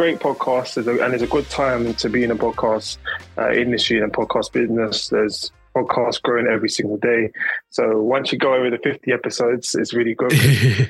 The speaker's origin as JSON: {"language": "English", "country": "United Kingdom", "tie": "born or raised there", "also_born_or_lived": "London / Essex", "said": "I grew up in London and then I moved to Essex early ages, between maybe about nine to about 16, 17."}